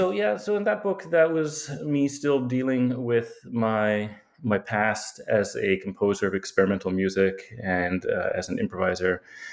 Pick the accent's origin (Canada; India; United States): Canada; Yukon; I often like to say that I grew up in the Yukon, actually, because it sounds terribly exotic. I don't know that it actually is, but it's a place that is like the Alaska of Canada, I suppose, right? It's this frontier land.